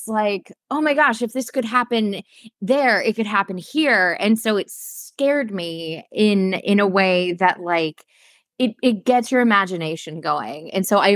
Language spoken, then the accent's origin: English; Arkansas, United States; I grew up in Arkansas, you know, right there in the Bible Belt